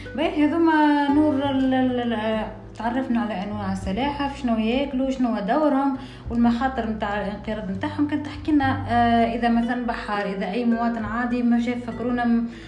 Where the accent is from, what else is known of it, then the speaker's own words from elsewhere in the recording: Tunisia; عندنا في تونس